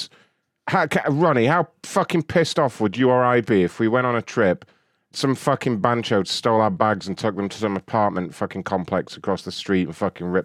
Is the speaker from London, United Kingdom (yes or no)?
yes; London, United Kingdom; moved away; I'm originally from London